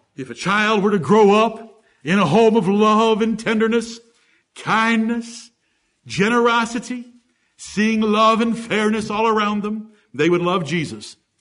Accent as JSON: {"language": "English", "town": "Ann Arbor", "region": "Michigan", "country": "United States", "tie": "born or raised there", "said": "I grew up in Ann Arbor, Michigan"}